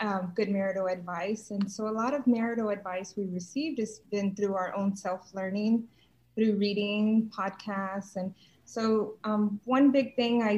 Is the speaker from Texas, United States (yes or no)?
yes; San Antonio, Texas, United States; I was born and raised here